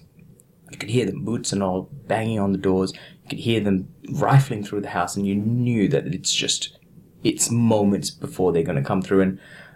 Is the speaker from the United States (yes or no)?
no; east side of Sri Lanka, Eastern Province, Sri Lanka; also born or lived in Australia; now in Brisbane, Australia; I was born in a small village on the east side of Sri Lanka. And we had quite a comfortable life growing up.